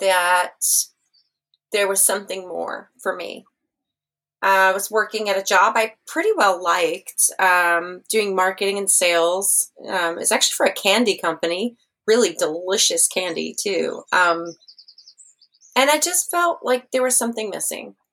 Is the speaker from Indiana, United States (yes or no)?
no; San Angelo, Texas, United States; also born or lived in Austin, Texas / Seattle, Washington; now in Ireland; I grew up in a small town in West Texas called San Angelo